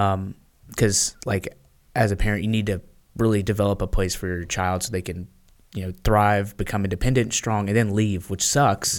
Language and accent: English; Memphis, Tennessee, United States; I was born in Memphis, Tennessee